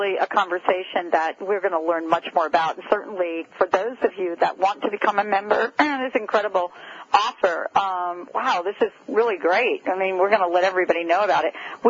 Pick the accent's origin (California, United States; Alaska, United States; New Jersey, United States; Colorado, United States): New Jersey, United States; moved away; I'm from New Jersey